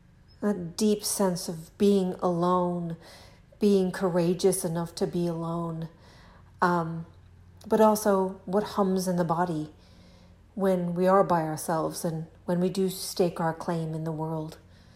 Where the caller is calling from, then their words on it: Lexington, Kentucky, United States; I am recording this from Lexington, Kentucky, here in my kitchen